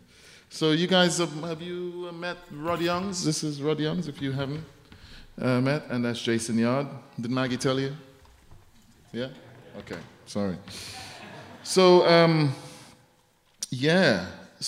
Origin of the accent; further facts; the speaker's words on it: Trinidad & Tobago; I'm from Trinidad